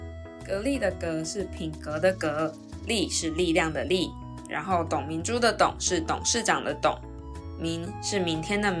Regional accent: Taiwan; 我是台湾人，我在台湾读高中的时候是读女校

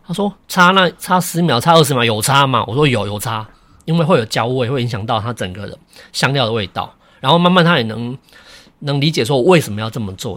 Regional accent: Renwu, Kaohsiung, Taiwan; also born or lived in Bordeaux, France; 我们小时候在人武那边嘛

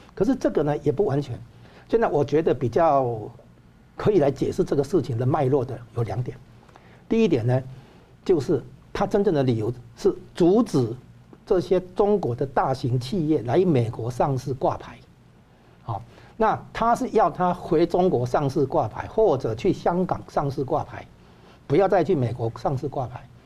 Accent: Taiwan; 我们台湾人

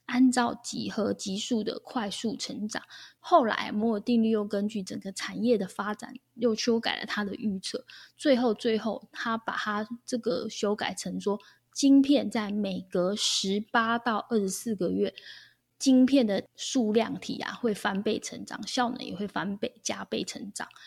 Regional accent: Taiwan; 我们台湾人几乎都是这样被吓大的嘛

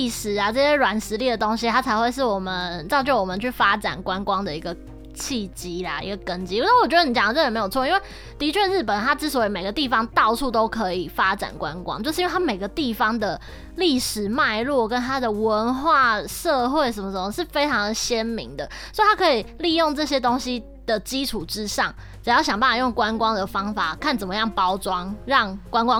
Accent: Taiwan; now in Japan; 我们身为台湾人

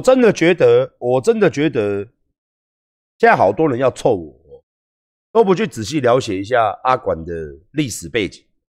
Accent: Taiwan; 我们台湾人

